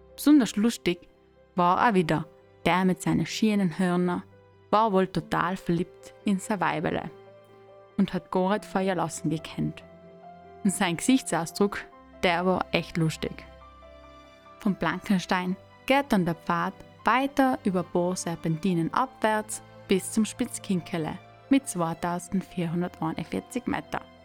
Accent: South Tyrol, Trentino-Alto Adige, Italy; now in East Tyrol, Austria; ich als Südtirolerin in Osttirol bin und ganz nachend auf der Grenze lebe

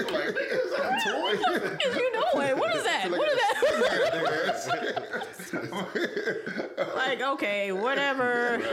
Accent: West Coast, United States; But I'm from the West Coast

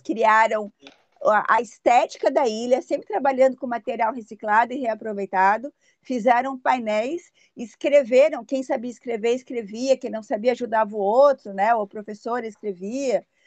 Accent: São Paulo, Brazil; moved away as an adult; also born or lived in London; now in Litoral Norte, Brazil; Eu sou de São Paulo, né? Eu, eu, saí de São Paulo com 21 anos

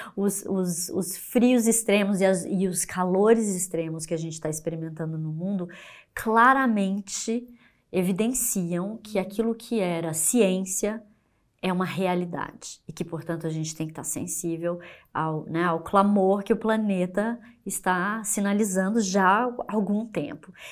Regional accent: Brazil; como brasileira

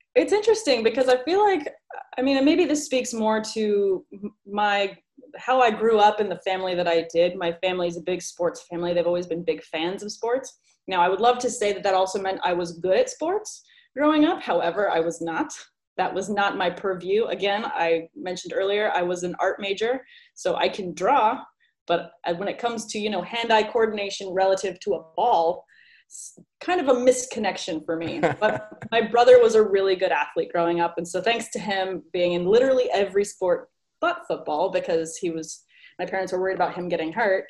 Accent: California, United States; I was born and raised in California

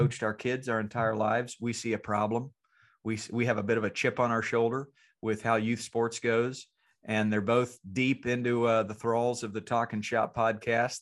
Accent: Franklinville, North Carolina, United States; moved away; I'm going back to my hometown of Franklinville, North Carolina

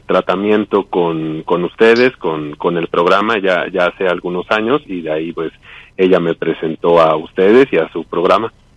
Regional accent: Mexico City, Mexico; de aquí, de México

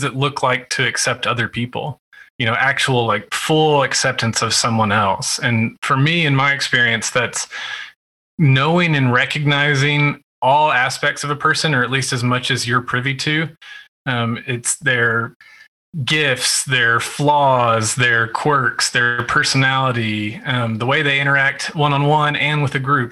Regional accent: West Texas, United States; I grew up in West Texas

